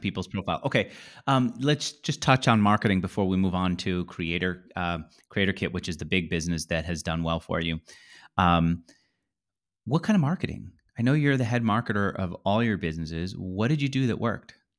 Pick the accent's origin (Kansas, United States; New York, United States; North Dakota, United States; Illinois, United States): New York, United States; also born or lived in Manhattan; I, I grew up in New York